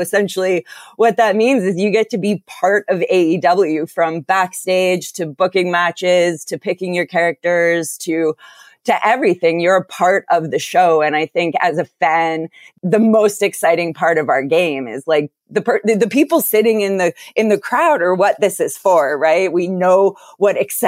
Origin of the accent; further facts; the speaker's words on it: Calgary, Alberta, Canada; I was born in Calgary, Alberta